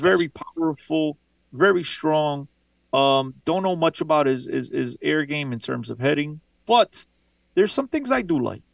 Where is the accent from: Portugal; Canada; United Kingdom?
Portugal; Aveiro, Centro; my hometown, by the way. Beautiful hometown.